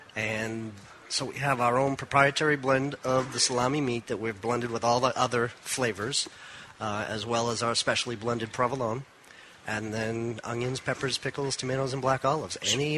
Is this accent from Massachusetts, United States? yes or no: yes; Methuen, Massachusetts, United States; And we grew up in Methuen.